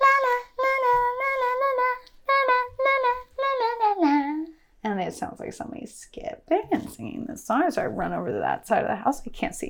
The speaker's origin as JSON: {"language": "English", "area": "Columbia River Gorge", "region": "Washington", "country": "United States", "tie": "born or raised there", "said": "I grew up in the Columbia River Gorge in Washington State"}